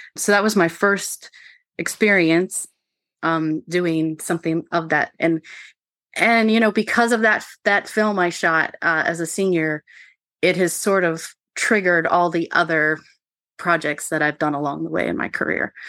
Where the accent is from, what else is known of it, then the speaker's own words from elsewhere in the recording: Maryland, United States; I grew up on Mar, on the Maryland side of the Potomac River, so, uh, walking distance from Harpers Ferry